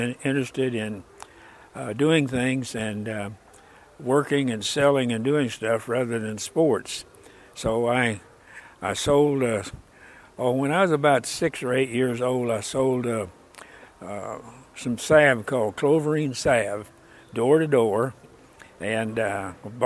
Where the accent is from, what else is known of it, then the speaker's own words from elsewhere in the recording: Osage, Oklahoma, United States; also born or lived in Cleveland, Oklahoma; I was born and raised in, there in Osage